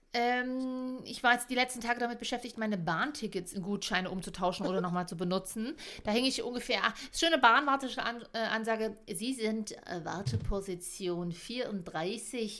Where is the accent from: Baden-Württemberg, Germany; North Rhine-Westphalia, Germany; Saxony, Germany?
Saxony, Germany; Leipzig; ich bin Leipzigerin.